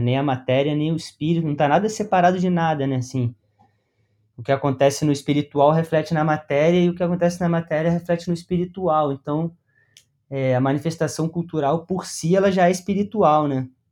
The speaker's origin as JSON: {"language": "Portuguese", "region": "Rio de Janeiro", "country": "Brazil", "moved": "as an adult", "lives_now": "Paraná, Brazil", "said": "Eu sou do Rio de Janeiro."}